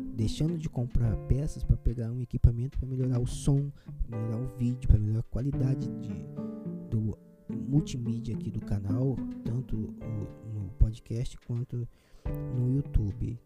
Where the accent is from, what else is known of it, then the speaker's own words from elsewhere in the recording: interior of Rio de Janeiro, Brazil; eu sou do interior do Rio